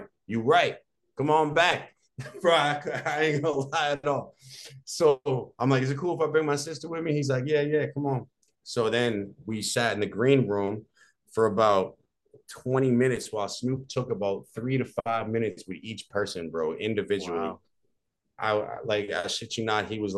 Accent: Braintree, Massachusetts, United States; also born or lived in Dorchester, Massachusetts / Quincy, Massachusetts; I'm from Braintree, Mass. I grew up in Braintree, Mass. I was born in Dorchester. I lived in Quincy first, and I grew up in Braintree.

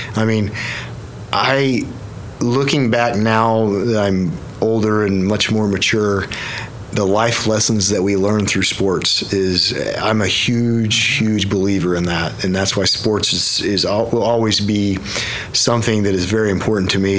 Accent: Yukon, Oklahoma, United States; born and raised uh, Yukon, Oklahoma it was my home for forever

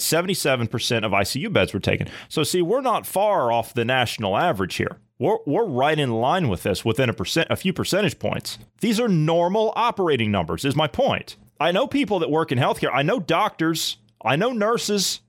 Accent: Ohio, United States; my home state of Ohio

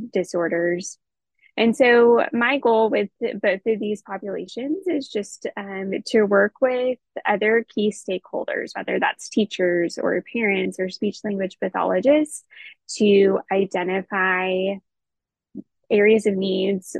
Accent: Texas, United States; I'm from Texas originally

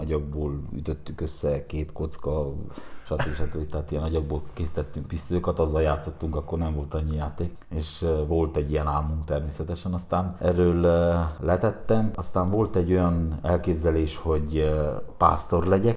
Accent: Galócás, Harghita County, Romania; mi először, ö, tömbházban nőttünk fel. Galocásnak volt, ö, egy nagyon nagy gyára

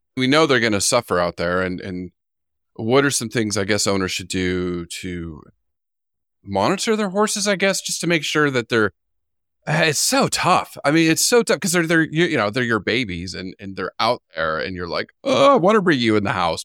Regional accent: California, United States; growing up in California

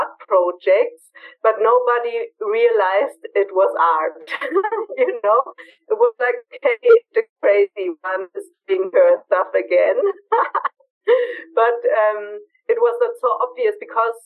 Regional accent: Berlin, Germany; moved away as an adult; now in Bavaria, Germany; I'm from Berlin, natural born and raised in Berlin

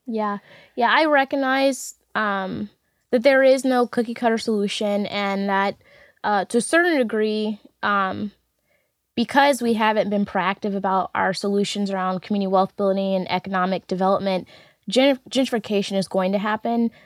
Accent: St. Louis, Missouri, United States; I'm a Saint Louis native, was born and raised in North Saint Louis City, across the street from Fairground Park

